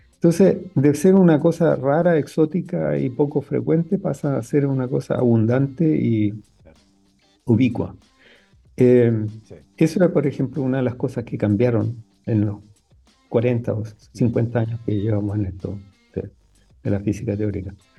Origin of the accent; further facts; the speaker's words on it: Arica, Arica y Parinacota, Chile; cuando yo crecí en Arica